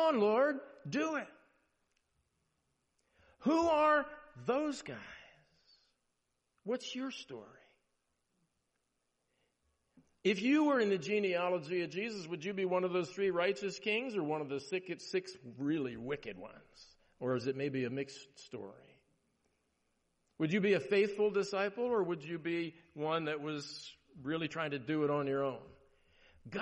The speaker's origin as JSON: {"language": "English", "region": "Maryland", "country": "United States", "tie": "born or raised there", "moved": "yes", "said": "I grew up in Maryland"}